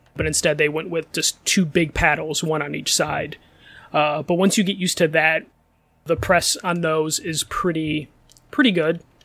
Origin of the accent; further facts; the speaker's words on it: Chicago, Illinois, United States; I'm Chicago